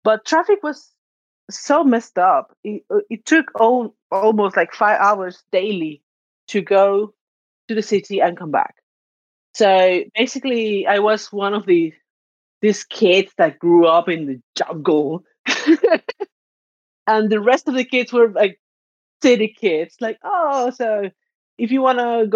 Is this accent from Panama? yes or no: yes; Arraiján, Panamá Oeste, Panama; now in Zadar, Croatia; I'm from Panama, and I'm currently living in Zadar, Croatia